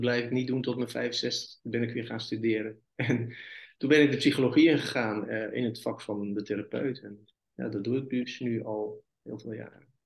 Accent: North Brabant, Netherlands; moved away as an adult; now in Middelburg, Netherlands; Ik ben een Brabander

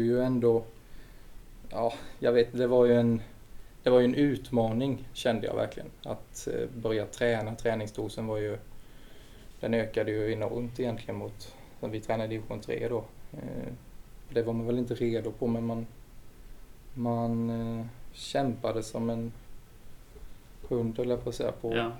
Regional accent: Vetlanda, Jönköping County, Sweden; det var egentligen där vi växte upp. Det tillhör ju Vetlanda.

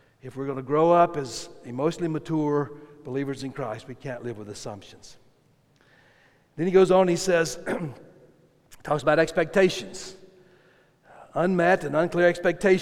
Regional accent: South Carolina, United States; I grew up in South Carolina, and in South Carolina, there's only one way you cook chicken

